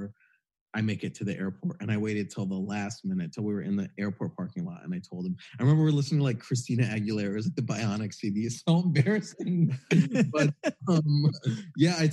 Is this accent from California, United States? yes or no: no; Michigan, United States; I grew up in Michigan in a pretty small town.